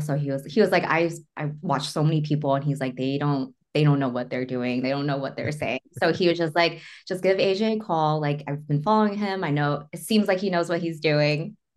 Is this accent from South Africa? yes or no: no; Northridge, California, United States; I am from Northridge